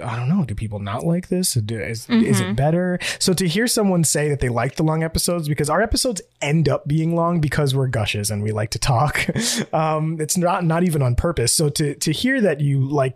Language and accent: English; New York, United States; I'm from New York